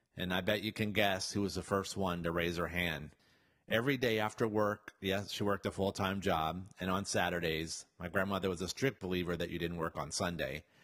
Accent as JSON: {"language": "English", "region": "the South", "country": "United States", "said": "Yes, I was from the South."}